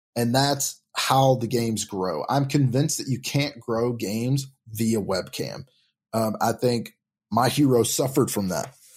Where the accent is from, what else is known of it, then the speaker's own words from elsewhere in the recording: Tennessee, United States; I'm from Tennessee